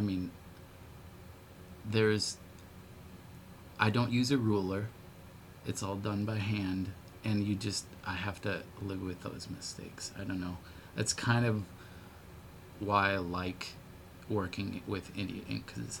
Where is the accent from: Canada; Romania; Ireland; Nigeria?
Ireland; Which is a very odd thing, Irish tuning, which I'm